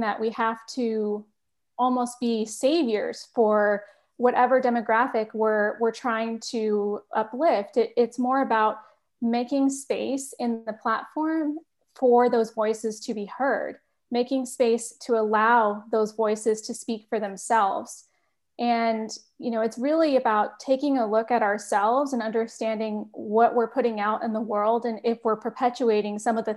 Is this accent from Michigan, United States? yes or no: no; Bay Area, California, United States; also born or lived in Massachusetts; I'm originally from the Bay Area